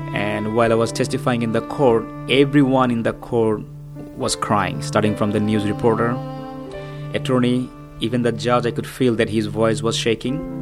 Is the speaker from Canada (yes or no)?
no; Bangladesh; moved away; I'm from Bangladesh.